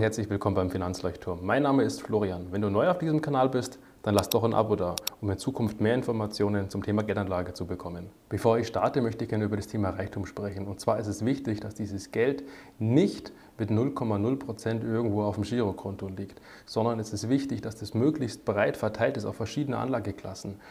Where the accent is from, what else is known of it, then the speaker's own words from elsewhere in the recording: Germany; bei uns in Deutschland